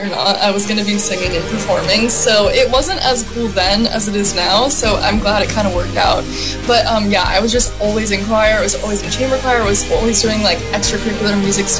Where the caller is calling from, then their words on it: Los Angeles, California, United States; I'm joining us from Los Angeles, and I've been really good.